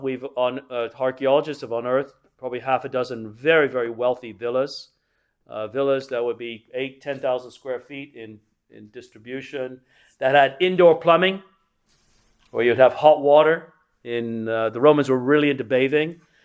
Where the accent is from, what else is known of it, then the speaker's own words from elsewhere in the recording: England, United Kingdom; I grew up in England